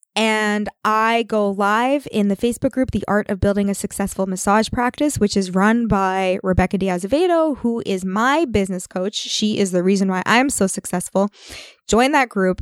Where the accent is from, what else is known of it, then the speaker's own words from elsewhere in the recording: Canada; we're Canadian